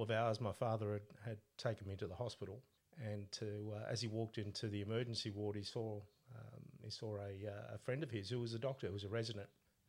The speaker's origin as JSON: {"language": "English", "region": "Sicily", "country": "Italy", "tie": "born there", "said": "I was born in Sicily, in Italy."}